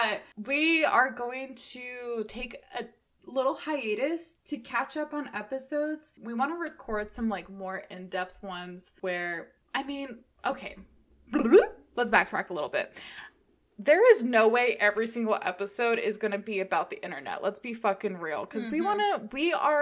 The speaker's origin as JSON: {"language": "English", "region": "Arizona", "country": "United States", "tie": "born or raised there", "said": "I grew up in Arizona"}